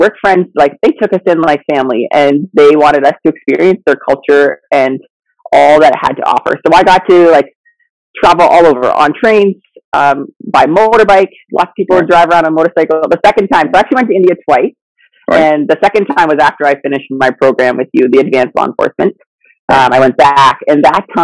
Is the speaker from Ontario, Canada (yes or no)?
yes; London, Ontario, Canada; also born or lived in Zambia; So I lived in Africa till I was six, and then grew up in Ontario, London, Ontario